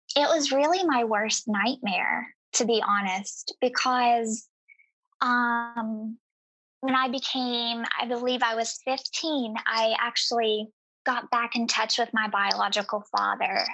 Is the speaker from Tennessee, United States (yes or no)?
yes; East Tennessee, United States; I grew up in East Tennessee and in a very impoverished um, circumstance.